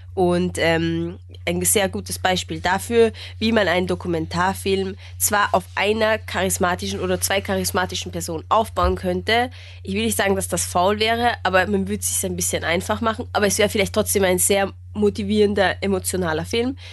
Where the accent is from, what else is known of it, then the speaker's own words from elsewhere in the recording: Austria; als Österreicher